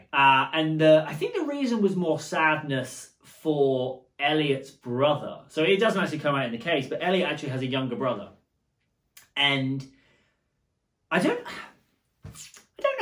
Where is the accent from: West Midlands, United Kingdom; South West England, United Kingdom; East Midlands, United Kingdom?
South West England, United Kingdom; Bournemouth; moved away as an adult; now in Braintree, United States; I grew up in Bournemouth